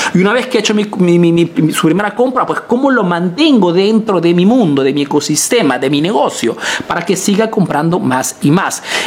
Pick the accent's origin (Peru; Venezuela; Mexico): Peru; now in Italy